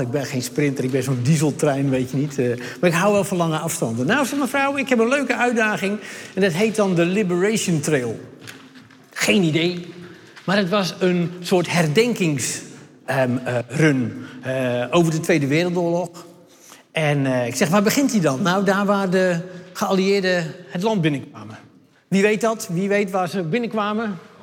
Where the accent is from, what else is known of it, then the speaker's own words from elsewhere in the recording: Hardenberg, Overijssel, Netherlands; ik kom uit Hardenberg